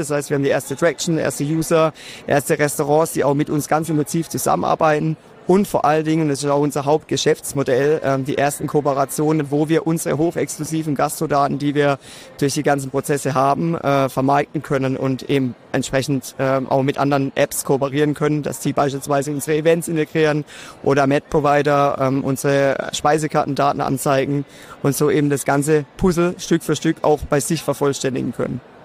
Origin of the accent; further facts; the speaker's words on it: Karlsruhe, Baden-Württemberg, Germany; ich komme aus Karlsruhe, das hört man mir wahrscheinlich auch direkt